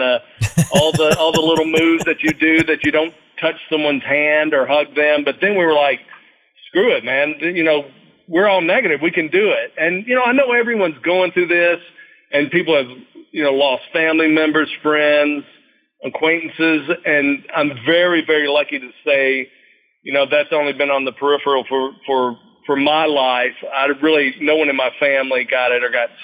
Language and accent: English; Nashville, Tennessee, United States; I was born and raised in Nashville, Tennessee.